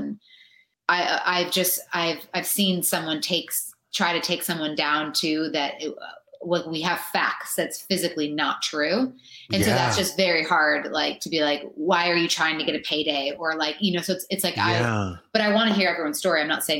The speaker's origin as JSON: {"language": "English", "area": "an hour north of Detroit", "region": "Michigan", "country": "United States", "said": "I'm from Michigan, an hour north of Detroit."}